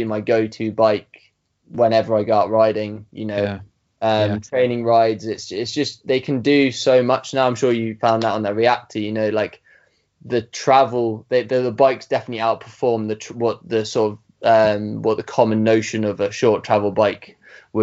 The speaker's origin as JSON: {"language": "English", "area": "Surrey Hills", "region": "South East England", "country": "United Kingdom", "tie": "born or raised there", "said": "I grew up in the Surrey Hills in the southeast of England"}